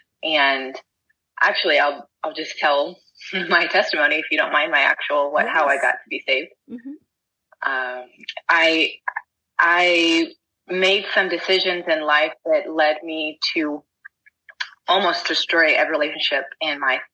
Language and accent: English; Texas, United States; I'm from Texas.